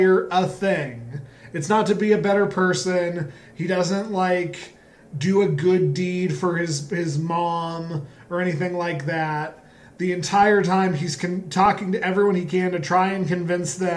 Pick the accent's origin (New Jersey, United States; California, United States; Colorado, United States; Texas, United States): Colorado, United States; Growing up in Colorado, which did have cold winters and snow and all